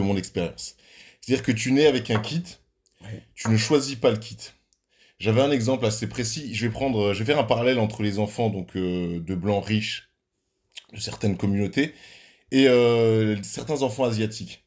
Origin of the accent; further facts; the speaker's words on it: Switzerland; chez nous, en Suisse